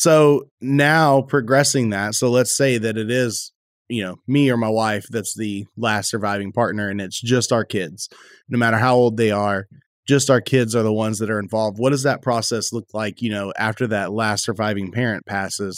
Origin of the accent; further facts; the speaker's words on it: Texas, United States; I'm from Texas